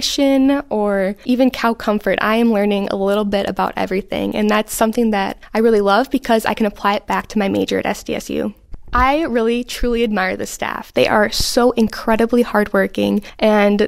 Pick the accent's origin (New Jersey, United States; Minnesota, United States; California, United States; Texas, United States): Minnesota, United States; Oakdale; moved away as an adult; now in Wisconsin, United States; I'm originally from Oakdale, Minnesota, where I am the fifth generation on my family's farm